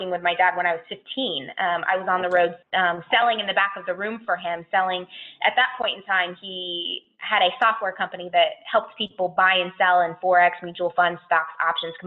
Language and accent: English; Orlando, Florida, United States; So I grew up in Orlando